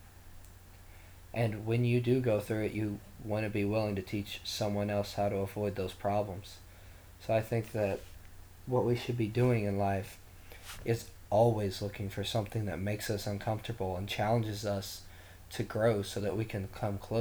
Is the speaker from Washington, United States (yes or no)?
no; Eastern Kentucky, United States; I come from Eastern Kentucky